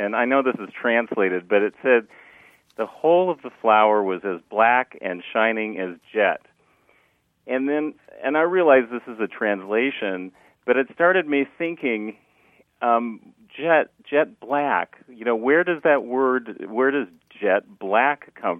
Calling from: San Diego, California, United States; San Diego.

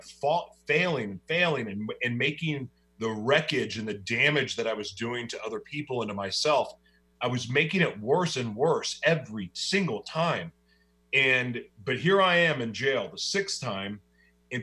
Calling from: Oklahoma City, Oklahoma, United States; I'm hiding away right now in Oklahoma City, Oklahoma.

